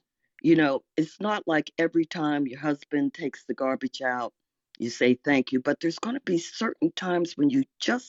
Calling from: Arlington, Virginia, United States; And I'm in Arlington, Virginia.

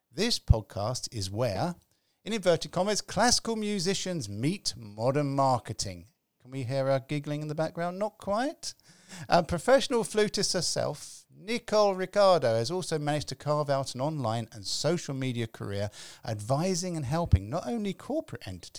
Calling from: London, United Kingdom; I'm calling from London.

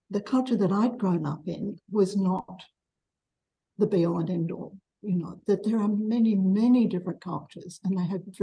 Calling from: Melbourne, Victoria, Australia; I'm from Melbourne.

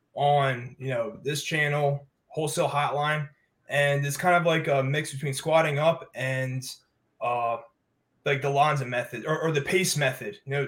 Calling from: Durham, North Carolina, United States; I'm tuning in from Durham, North Carolina.

